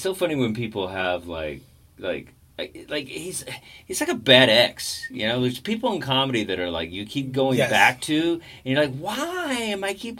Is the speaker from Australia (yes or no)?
no; Texas, United States; I'm from Texas.